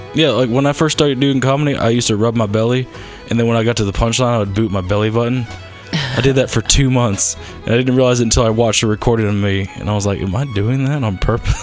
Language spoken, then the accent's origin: English; the South, United States; accent: southern; also born or lived in Baltimore; now in Los Angeles, United States; I was raised in the South.